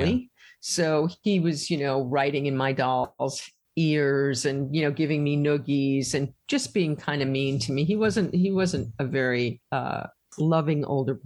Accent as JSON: {"language": "English", "region": "New York", "country": "United States", "tie": "born or raised there", "said": "I grew up in New York in the late 50s and 60s"}